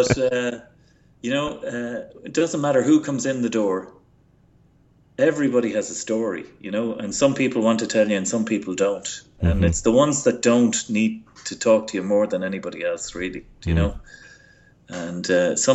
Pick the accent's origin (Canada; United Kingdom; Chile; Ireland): Ireland; moved away as an adult; now in Moissac, France; being Irish